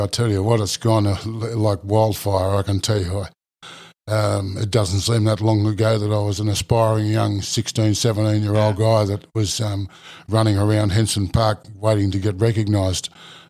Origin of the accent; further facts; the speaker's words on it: Sydney, New South Wales, Australia; I suppose I came from a battler's background. Yeah. It's the gentry now where I grew up in Marrickville in Sydney. My family came from the country.